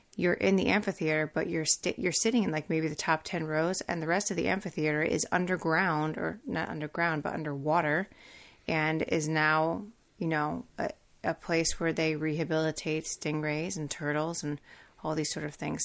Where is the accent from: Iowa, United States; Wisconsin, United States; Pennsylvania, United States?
Pennsylvania, United States; I'm from Pennsylvania